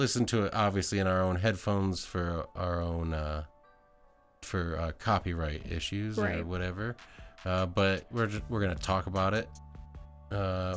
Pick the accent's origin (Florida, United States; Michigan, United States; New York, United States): Michigan, United States; now in Colorado, United States; I'm from Michigan